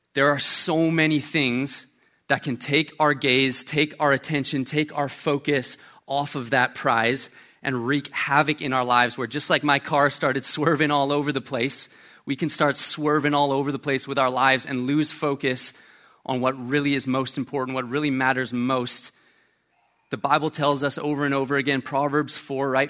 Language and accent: English; Canada; moved away; I'm Canadian